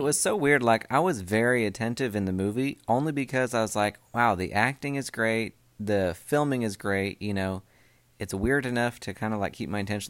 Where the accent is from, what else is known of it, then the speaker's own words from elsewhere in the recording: Oregon, United States; now in Southern US; where I grew up in Oregon